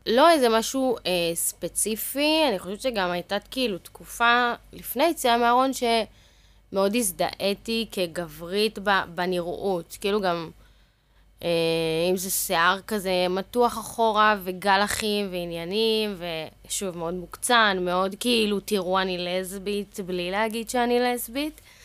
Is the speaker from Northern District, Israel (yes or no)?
no; Ashdod, Southern District, Israel; אחר כך עברנו לאזור ט', שם גדלתי בעצם, שם אני גם גרה היום